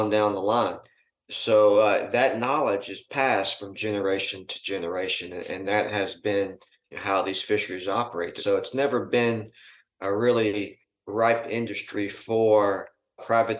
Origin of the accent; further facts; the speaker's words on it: Mississippi, United States; I'm from Mississippi.